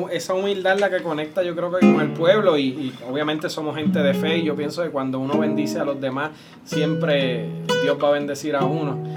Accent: Lares, Puerto Rico; en Lares, en mi pueblito

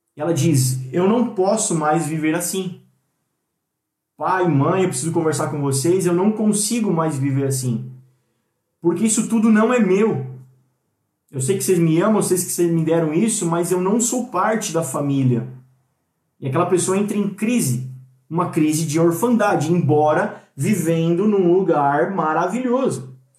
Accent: Brazil; Na nossa cultura brasileira

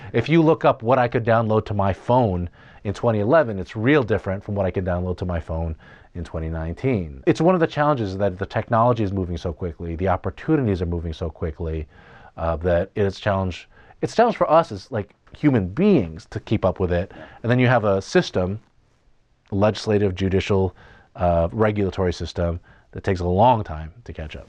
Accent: United States; I say this as an American

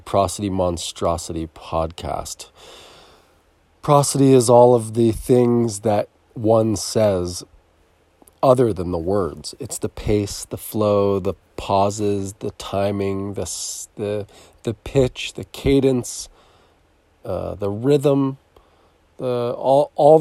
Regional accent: near Philadelphia, Pennsylvania, United States; I was born near Philadelphia

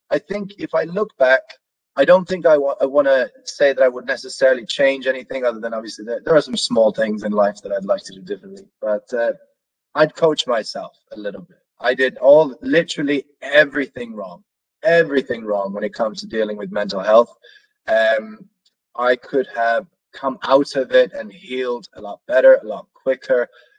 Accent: Norway; moved away; me growing up in Norway

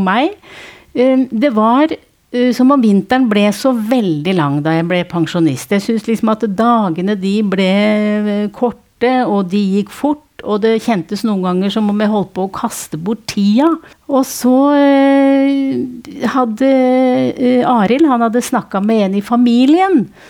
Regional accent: Nittedal, Akershus, Norway; Jeg er fra Nittedal

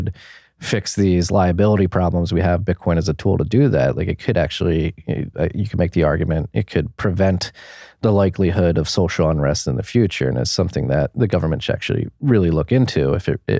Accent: Philadelphia, Pennsylvania, United States; moved away as an adult; also born or lived in New York; now in Texas, United States; I'm from Philadelphia, from the Northeast, was living in New York before the pandemic. I moved my family down here to Texas

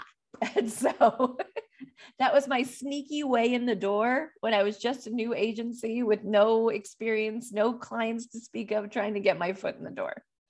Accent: New York, United States; being a New Yorker

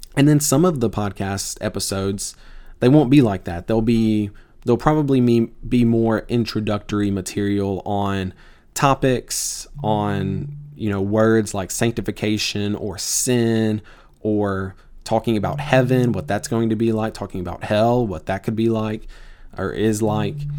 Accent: Tupelo, Mississippi, United States; moved away; I'm from Tupelo, Mississippi, originally. I, uh, grew up there

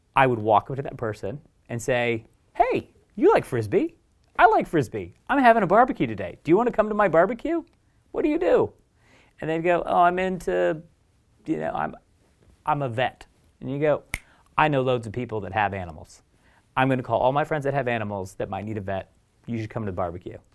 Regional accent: Oregon, United States; moved away as an adult; also born or lived in Eugene / Portland; now in London, United Kingdom; where I grew up in Oregon

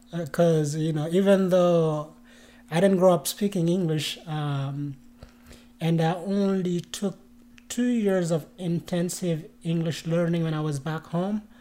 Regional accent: Mauritania; moved away as an adult; now in United States; I was born and uh, um, raised in Mauritania, which is in West Africa

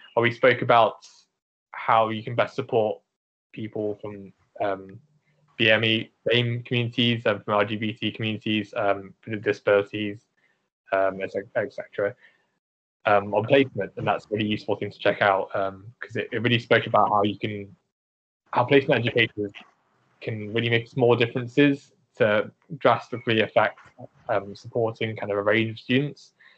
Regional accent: United Kingdom; I'm British Asian

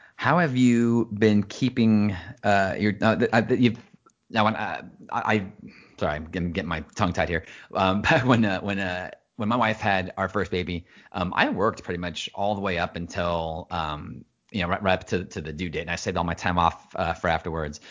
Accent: United States; being American, especially when you're, you're a father and you're, you're the, the man of the house

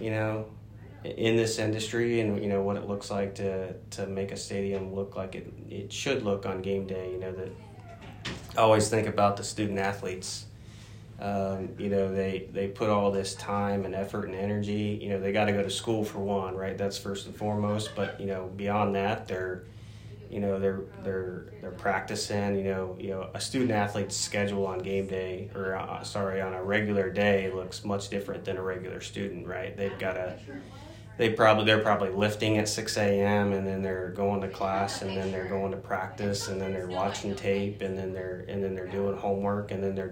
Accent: Greenville, Ohio, United States; moved away; I grew up in Ohio. And, you know, a small town called Greenville, about 1.5 hours north of Cincinnati

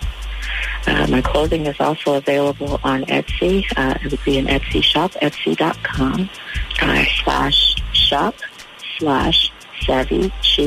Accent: New York City, New York, United States; moved away as an adult; also born or lived in Durham, North Carolina; growing up in New York City

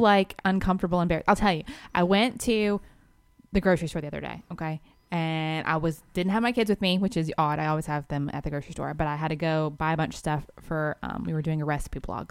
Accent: Georgia, United States; we're from Georgia

